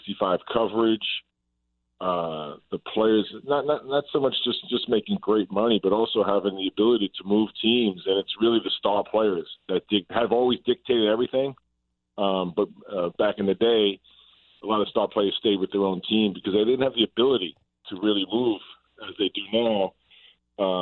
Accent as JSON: {"language": "English", "town": "New York City", "region": "New York", "country": "United States", "tie": "born or raised there", "said": "I grew up in Brooklyn in the 60s and the 70s and 80s"}